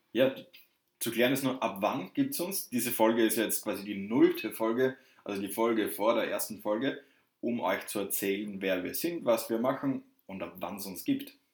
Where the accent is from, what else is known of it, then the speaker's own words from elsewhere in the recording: Southern Germany, Germany; accent: southern; ich komme aus dem Süden. Das hört man vielleicht ein bisschen an meiner sprachlichen Färbung.